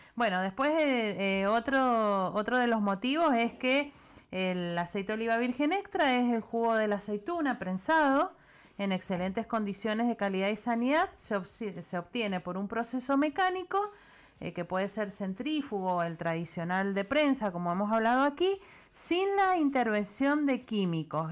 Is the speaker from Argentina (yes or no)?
yes; Patagonia, Argentina; now in Mendoza, Argentina; soy de la Patagonia y bueno, hace 30 años que vivo acá